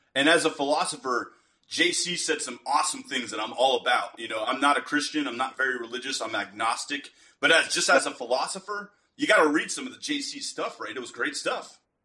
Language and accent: English; United States; being an American